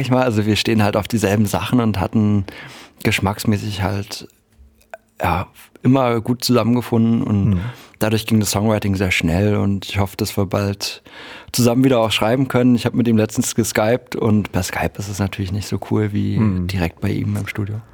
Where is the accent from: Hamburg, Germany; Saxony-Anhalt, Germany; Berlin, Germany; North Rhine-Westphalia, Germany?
Saxony-Anhalt, Germany; Halle; ich bin ja in Halle an der Saale geboren